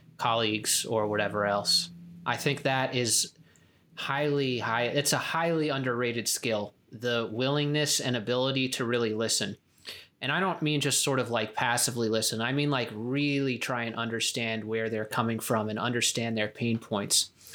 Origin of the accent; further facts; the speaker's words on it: Spring Lake, New Jersey, United States; moved away; also born or lived in California; I grew up in New Jersey, Spring Lake, New Jersey.